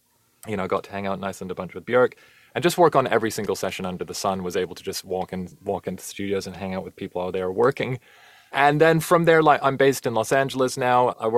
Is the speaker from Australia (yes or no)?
no; Canada; also born or lived in New Zealand; now in London, United Kingdom; I'm originally Canadian, lived in New Zealand as a teenager.